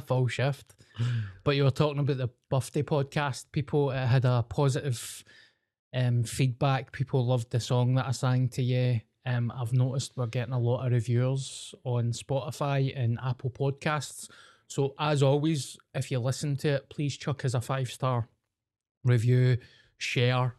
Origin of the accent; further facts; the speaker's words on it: Scotland, United Kingdom; I'm the …